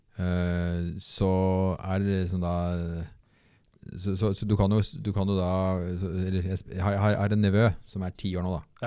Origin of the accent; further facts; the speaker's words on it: Bærum, Akershus, Norway; jeg vokste opp da i Bærum og gikk på alle skolene rundt omkring